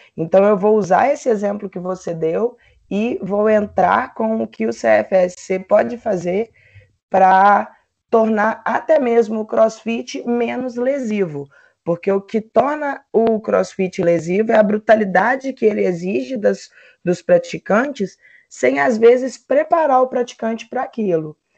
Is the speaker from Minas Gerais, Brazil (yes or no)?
yes; Belo Horizonte, Minas Gerais, Brazil; sou de Belo Horizonte, Minas Gerais